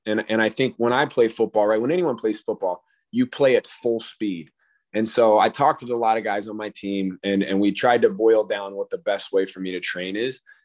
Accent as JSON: {"language": "English", "region": "Colorado", "country": "United States", "tie": "born or raised there", "said": "growing up in Colorado near the Air Force Base"}